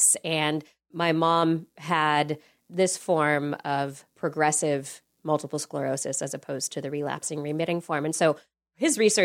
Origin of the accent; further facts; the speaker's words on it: California, United States; growing up in California